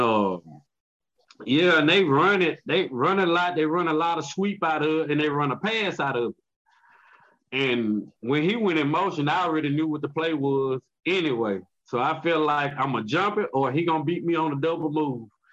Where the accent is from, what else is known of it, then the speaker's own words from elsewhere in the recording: Mississippi, United States; I'm from Mississippi